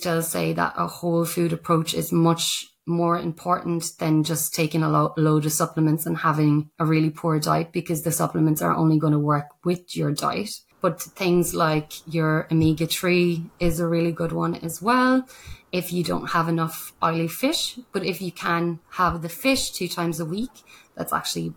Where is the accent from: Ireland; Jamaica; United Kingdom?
Ireland; now in Australia; the Irish person